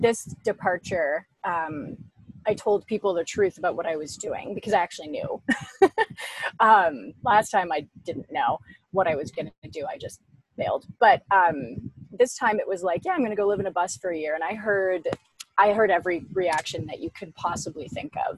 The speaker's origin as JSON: {"language": "English", "town": "Ottawa", "region": "Ontario", "country": "Canada", "said": "I'm from Ottawa in Canada."}